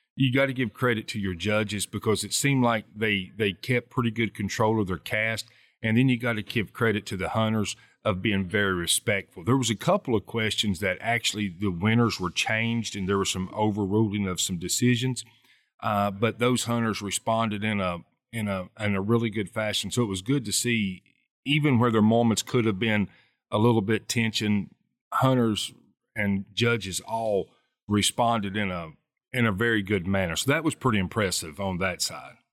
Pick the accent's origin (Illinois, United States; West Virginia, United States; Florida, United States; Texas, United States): West Virginia, United States; Southern; growing up in Southern West Virginia